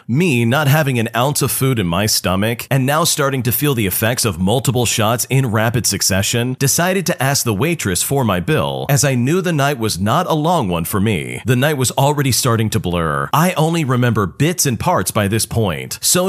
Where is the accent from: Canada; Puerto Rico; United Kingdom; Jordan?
Canada; before anyone says anything, I'm Canadian, so the legal age of drinking is 19.